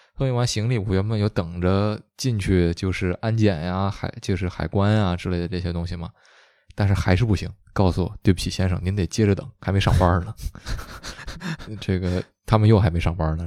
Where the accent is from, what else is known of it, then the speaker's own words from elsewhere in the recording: China; moved away as an adult; now in Canada; 我中国人